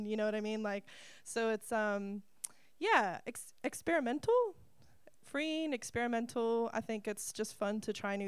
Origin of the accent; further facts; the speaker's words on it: United States; moved away as an adult; now in New Zealand; I'm coming from America and living in New Zealand